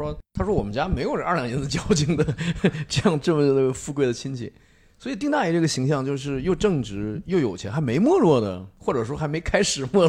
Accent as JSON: {"language": "Chinese", "country": "China", "said": "因为我们中国人讲慎终追远嘛"}